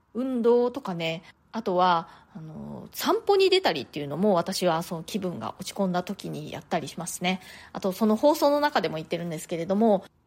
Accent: Japan; moved away as an adult; now in New York, United States; 日本で生まれ育った私にはね

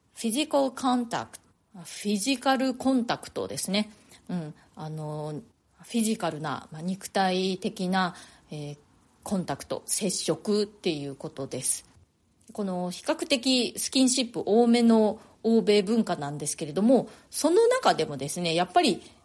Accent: Japan; moved away as an adult; now in New York, United States; 私はまあ日本でね、生まれ育ったので

